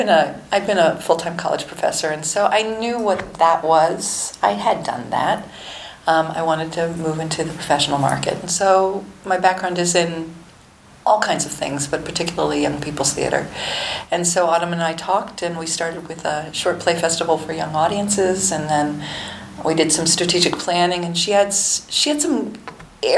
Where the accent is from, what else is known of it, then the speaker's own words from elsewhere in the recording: Ohio, United States; moved away as an adult; also born or lived in Kentucky; I was raised in Ohio